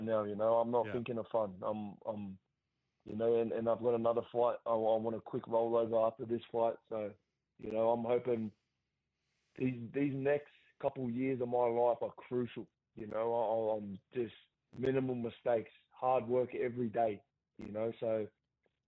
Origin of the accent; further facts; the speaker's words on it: Gosford, New South Wales, Australia; my hometown